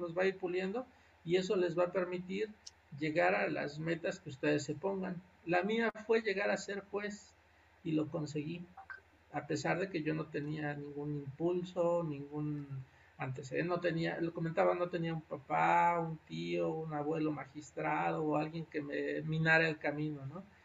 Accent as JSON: {"language": "Spanish", "town": "Texcoco", "region": "State of Mexico", "country": "Mexico", "tie": "born or raised there", "moved": "as an adult", "said": "Yo soy originario de allá, yo crecí en Texcoco, crecí en un pueblo de, cercano al municipio de Texcoco"}